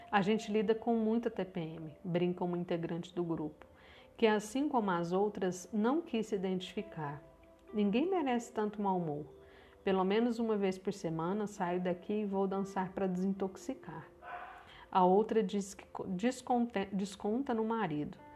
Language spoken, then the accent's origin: Portuguese; Minas Gerais, Brazil; Eu também sou mineira, estou falando aqui de Uberlândia, Minas Gerais.